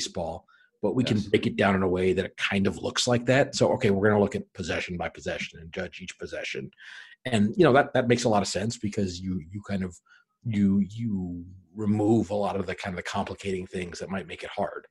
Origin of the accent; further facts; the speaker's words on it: Anchorage, Alaska, United States; moved away; I'm originally from Anchorage, Alaska